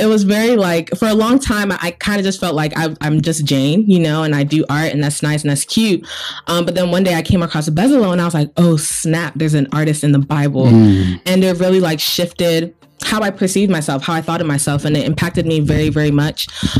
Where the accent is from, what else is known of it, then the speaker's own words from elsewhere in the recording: Nigeria; now in United States; I am Nigerian.